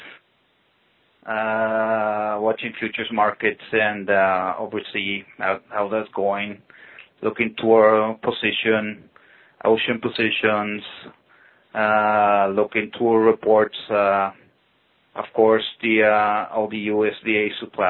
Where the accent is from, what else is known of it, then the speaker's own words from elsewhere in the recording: Mérida, Yucatán, Mexico; also born or lived in Iowa, United States; I was born, and then they moved back into my current city, Merida, when I was about 1 year old and a half